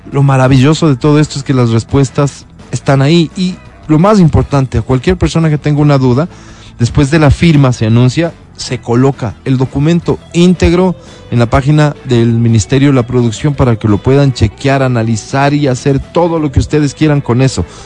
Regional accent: Sangolquí, Pichincha, Ecuador

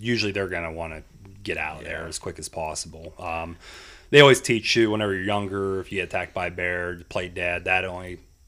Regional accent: Freedance, Pennsylvania, United States; I grew up in Freedance

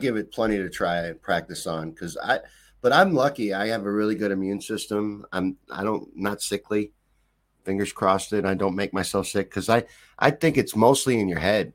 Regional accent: Kentucky, United States; now in Missouri, United States; We say soda here, and they called it pop where I grew up in Kentucky

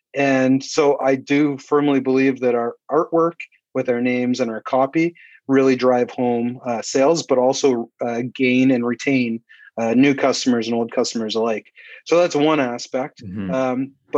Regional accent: Canada; You know, we talk about it's an American style beer, but we're Canadian. He's a lumberjack wearing plaid. So stereotypical of us.

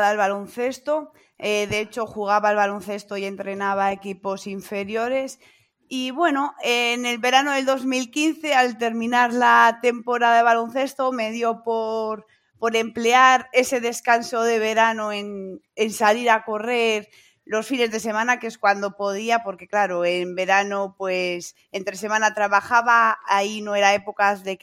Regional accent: Pradejón, La Rioja, Spain; now in El Villar, Spain; vivo en Pradejón. Bueno, soy de Pradejón, pero vivo actualmente en el Villar por por cosas de matrimonio.

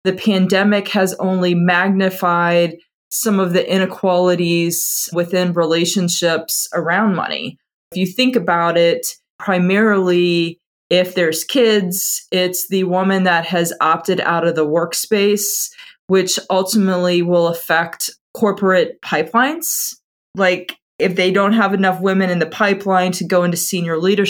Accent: Atlanta, Georgia, United States; also born or lived in Houston; I'm originally from Atlanta and still live here

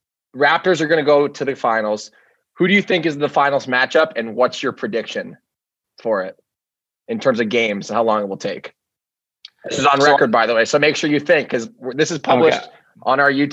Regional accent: San Diego, California, United States; So we're from San Diego. We live there and all my buddies, I don't have one friend that's not a San Diego Padres fan

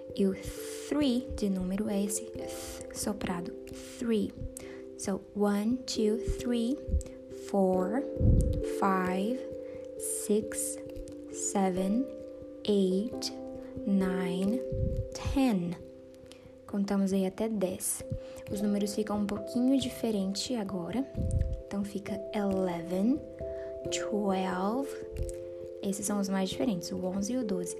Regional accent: Brazil; eu tenho 26 anos e eu sou brasileira

